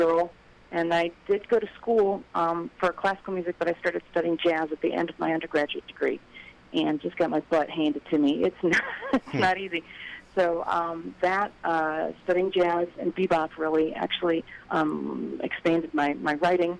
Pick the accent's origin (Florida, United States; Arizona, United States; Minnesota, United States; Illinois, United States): Illinois, United States; Chicago; I'm from the Chicago area, too.